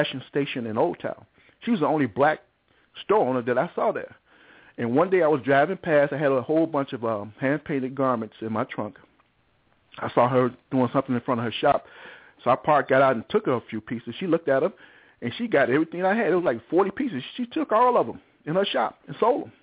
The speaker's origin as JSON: {"language": "English", "town": "Chicago", "region": "Illinois", "country": "United States", "also_born_or_lived": "Englewood, Chicago", "said": "I was from Cabrini Green"}